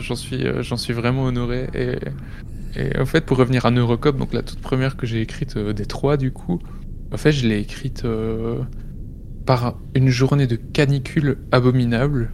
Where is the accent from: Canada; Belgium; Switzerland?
Belgium; près de chez moi en Belgique